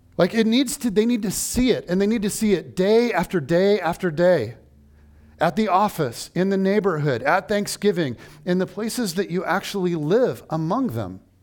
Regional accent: United States; I am an American

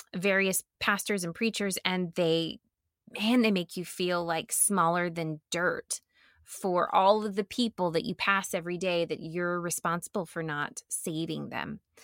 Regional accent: the South, United States; I grew up in the South

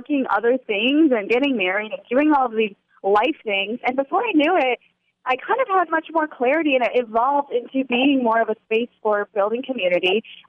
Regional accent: Indiana, United States; I'm sitting by the cornfields

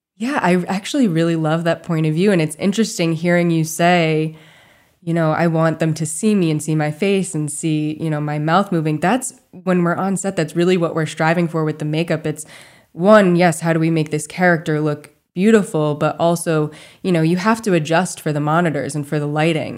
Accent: Charlton, Massachusetts, United States; I grew up in rural Massachusetts, um, right outside of, well, I guess it's kind of considered Western Massachusetts, some people say, but it's a little town called Charlton

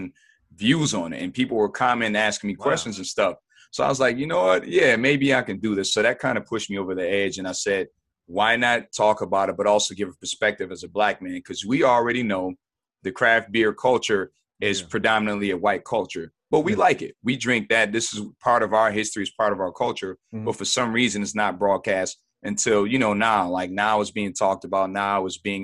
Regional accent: Buffalo, New York, United States; Buffalo, New York. Not born, but raised. Been here pretty much all my life

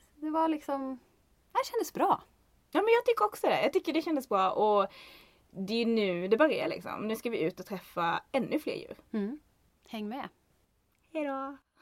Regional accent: Kramfors, Västernorrland County, Sweden; jag kommer ju från Ångermanland, Kramfors.

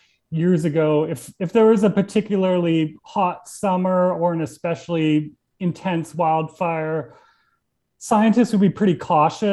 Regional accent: Alberta, Canada; now in New York, United States; I'm from Alberta

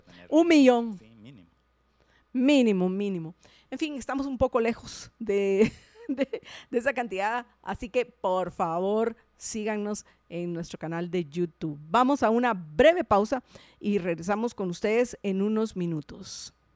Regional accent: Guatemala; Somos guatemaltecos, vivimos en Guatemala, estamos en Guatemala.

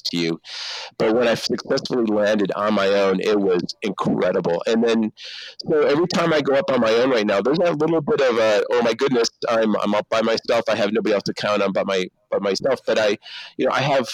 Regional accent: Canada; moved away; I grew up in Canada

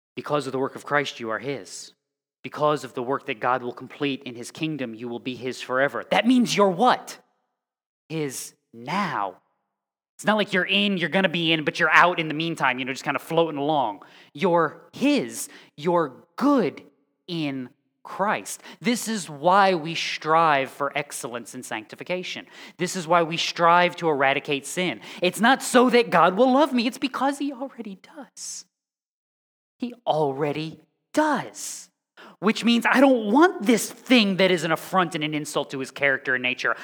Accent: across Long Island Sound, Connecticut, United States; moved away; I grew up on Long Island, well, on Long Island Sound, across from Long Island in Connecticut.

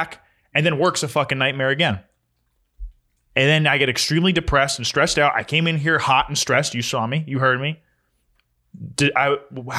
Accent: Puerto Rico; It's my home state. Puerto Rico. Well, not state. Island. Puerto Rico

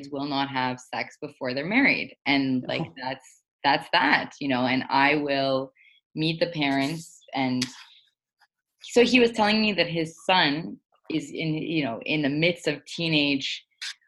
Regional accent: Ontario, Canada; growing up in Ontario

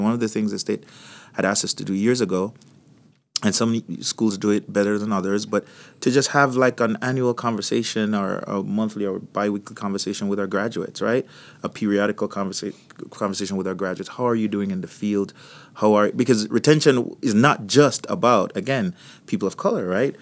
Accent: Jamaica; also born or lived in Florida; now in United States; So, if you, if you're hearing a, an accent, I, I come from Jamaica

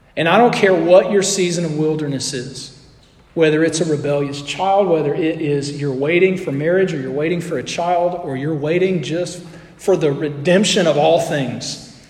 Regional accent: Scottsboro, Alabama, United States; moved away; I was in my hometown a few weeks ago for a wedding, and I was spending time with all my high school friends.

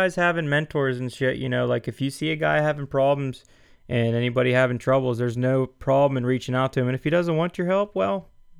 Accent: Pennsylvania, United States; I was raised in Pennsylvania and I lived in Pennsylvania all my life and everything, but we've been hunting Ohio since I've been, you know, was young

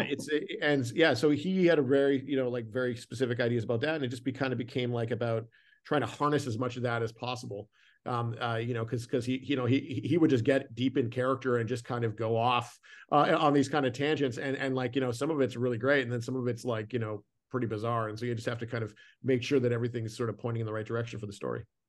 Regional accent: Canada; I grew up in Canada, so I'm very familiar with snow.

